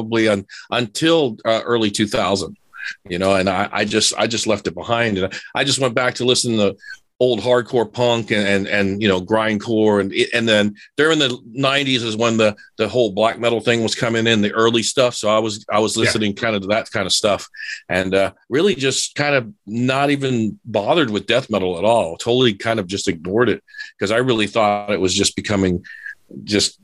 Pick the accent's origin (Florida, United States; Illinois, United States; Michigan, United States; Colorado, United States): Florida, United States; Miami; I'm a city kid growing up in Miami.